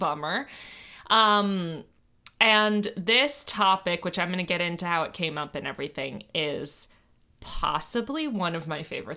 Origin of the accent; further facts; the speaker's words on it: United States; we're American